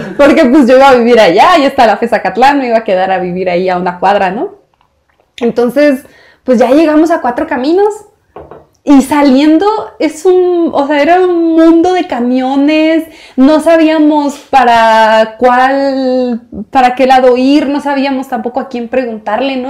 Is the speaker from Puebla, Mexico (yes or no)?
no; Puerto Peñasco, Sonora, Mexico; now in Mexico City, Mexico; yo que nací en Sonora, en un puerto, Puerto Peñasco